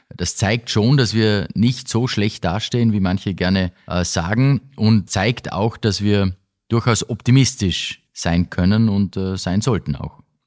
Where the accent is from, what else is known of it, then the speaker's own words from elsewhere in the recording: Austria; bei uns in Österreich